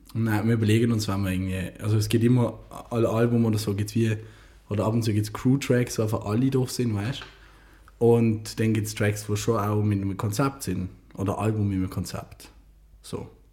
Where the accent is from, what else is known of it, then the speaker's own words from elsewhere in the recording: Basel, Basel-Stadt, Switzerland; Ich als Basler